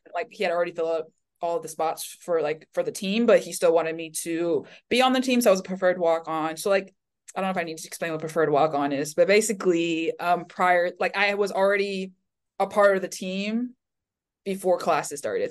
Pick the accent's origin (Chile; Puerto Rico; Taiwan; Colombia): Taiwan; Taipei; also born or lived in Florida, United States / Miami, United States; now in Michigan, United States; I was born and raised in Taipei